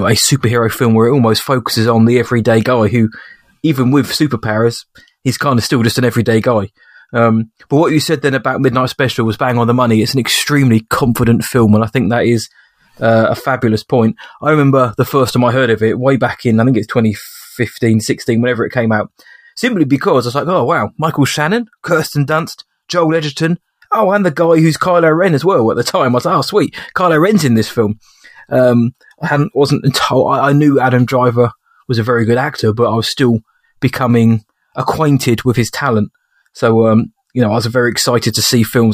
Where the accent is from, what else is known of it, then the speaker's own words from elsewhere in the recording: England, United Kingdom; As an Englishman